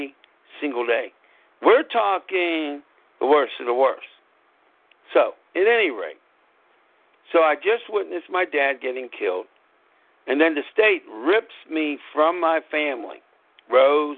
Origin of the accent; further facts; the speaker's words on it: Pittsburgh, Pennsylvania, United States; also born or lived in Scranton; every time I went to Pittsburgh public schools